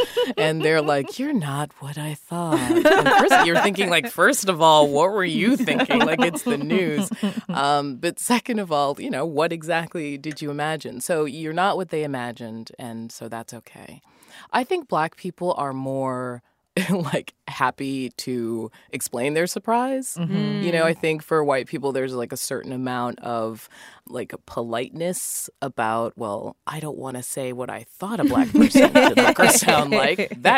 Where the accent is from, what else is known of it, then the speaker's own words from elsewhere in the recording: Massachusetts, United States; my family, they're all Jamaican, but I grew up in Massachusetts and I just ended up with no accent.